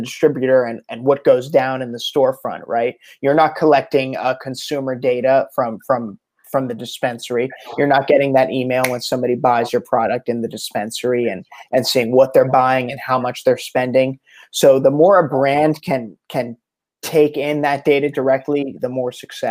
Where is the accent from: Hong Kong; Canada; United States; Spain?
United States; New Jersey; now in Encinitas, United States; I'm from South Jersey